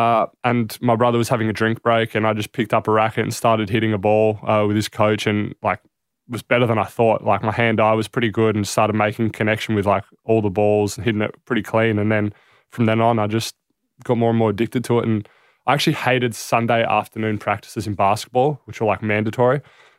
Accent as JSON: {"language": "English", "town": "Adelaide", "region": "South Australia", "country": "Australia", "tie": "born there", "said": "So both my parents are born and raised in Greece for the most part. And I was born in Adelaide and here I am."}